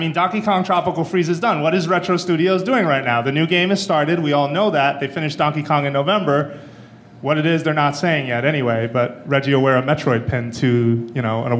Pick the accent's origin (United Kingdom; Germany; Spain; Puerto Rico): Puerto Rico; Soy de Puerto Rico.